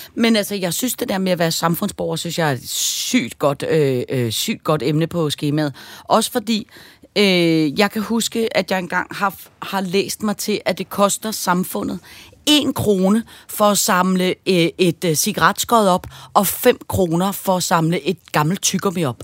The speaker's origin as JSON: {"language": "Danish", "country": "Denmark", "said": "jeg er fra Danmark"}